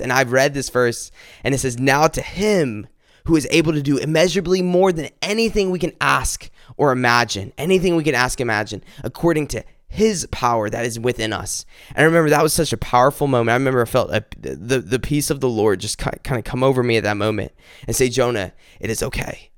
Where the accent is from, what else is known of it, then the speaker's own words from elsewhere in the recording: South Carolina, United States; my family's from South Carolina. I've lived here all my life